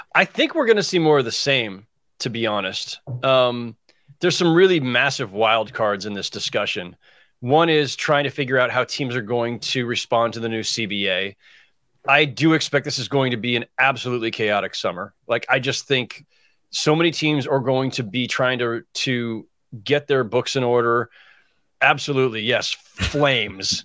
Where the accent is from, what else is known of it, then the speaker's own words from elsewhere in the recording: San Jose, California, United States; I grew up in, in South San Jose, right? So I grew up in Silicon Valley.